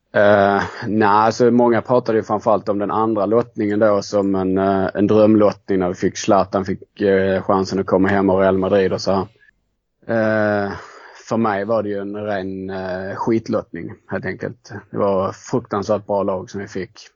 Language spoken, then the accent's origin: Swedish; Skåne, Sweden; jag är ju eh, från Skåne så att det har väl varit ganska naturligt att, eh, att det blev Malmö FF. Eh, bodde ju inte jättenära Malmö i, eh, när jag växte upp